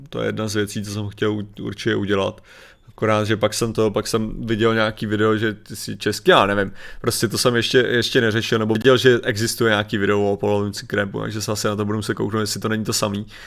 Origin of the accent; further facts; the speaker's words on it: Sokolov region, Karlovy Vary Region, Czechia; většina z nás byla, jsme, že jo, ze Sokolovská